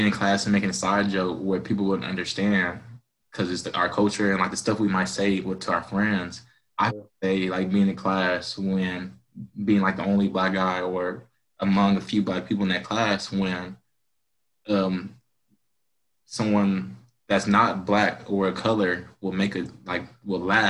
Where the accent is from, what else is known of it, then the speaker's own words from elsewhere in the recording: Dallas, Texas, United States; growing up in Dallas